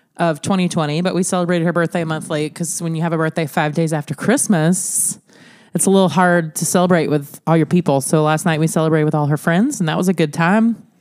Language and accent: English; Alabama, United States; moved away as an adult; also born or lived in Illinois; now in Sioux Falls, United States; we are from Alabama